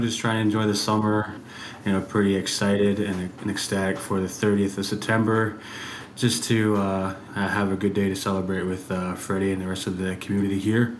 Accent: Whitefish Bay First Nation, Ontario, Canada; also born or lived in Onondaga territory; now in Toronto, Canada; coming in from Tkaronto, from Natigo-Ogoning First Nation, which is a translation in Anishinaabe language to Whitefish Bay, which is uniquely home of the jingle dress over in these regions. And I'm also from Onondaga territory

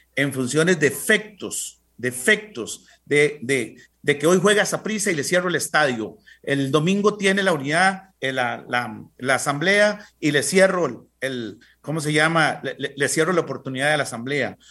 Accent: Costa Rica; nosotros como costarricenses

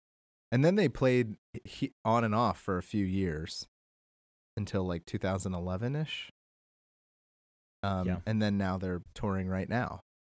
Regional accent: Harrisburg, Pennsylvania, United States; moved away; I'm in Harrisburg. We're in the same town. I'm back in my hometown for a little while.

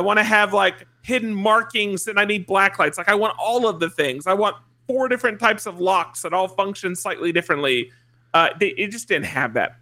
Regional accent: just south of Atlanta, Georgia, United States; I am from Georgia, just south of Atlanta

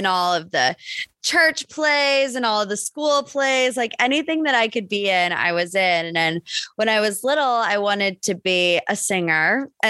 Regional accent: Northeast Ohio, United States; also born or lived in West Virginia; I grew up in Northeast Ohio. That's actually where I am right now. So I grew up a little bit outside of Cleveland.

